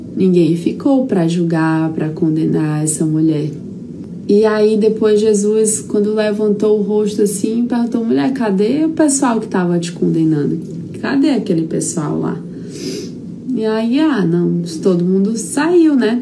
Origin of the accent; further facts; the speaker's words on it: São Raimundo das Mangabeiras, Maranhão, Brazil; moved away; a minha estrutura lá no meu interiorzinho, São Raimundo das Mangabeiras, é lá de onde eu vim